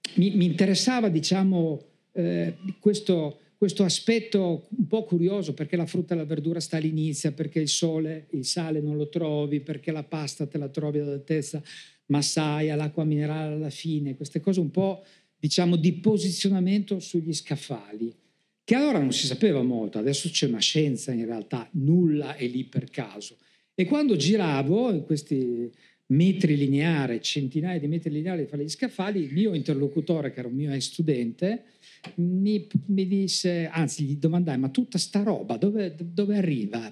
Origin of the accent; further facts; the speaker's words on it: Trieste, Friuli-Venezia Giulia, Italy; io sono di Trieste